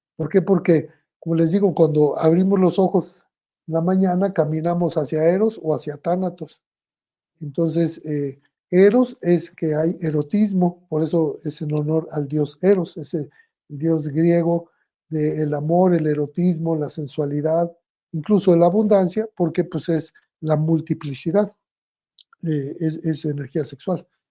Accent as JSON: {"language": "Spanish", "country": "Mexico", "said": "me tocó ser el primer mexicano en hablar de sexualidad en el radio"}